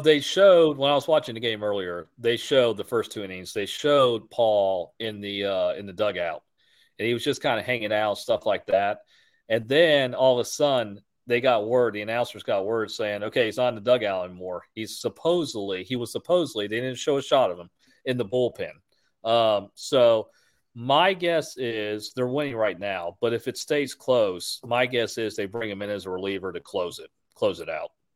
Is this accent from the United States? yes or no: yes; Houston, Texas, United States; I'm from Houston